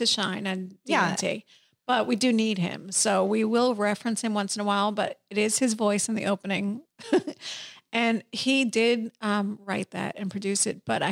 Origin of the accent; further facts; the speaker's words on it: New York, United States; I was born in New York